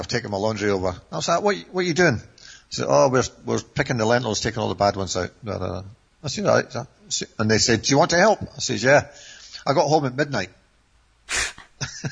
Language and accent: English; Scotland, United Kingdom; moved away as an adult; also born or lived in Turkey / Ireland / Bulgaria; being a Scotsman